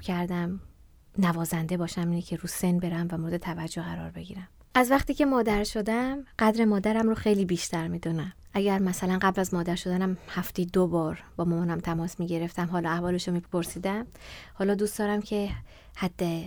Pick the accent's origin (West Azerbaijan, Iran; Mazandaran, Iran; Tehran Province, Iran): Mazandaran, Iran; Sari; تابستونا هم هر دو هفته بار از ساری 6 ساعت می اومدم مؤسسه فرهنگی ماهور